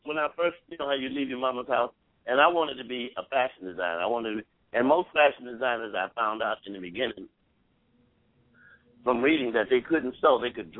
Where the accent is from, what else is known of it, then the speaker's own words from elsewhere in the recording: Columbia, South Carolina, United States; moved away as an adult; now in Atlanta, United States; So I moved to Atlanta from Columbia, South Carolina, and I get ready to go to school.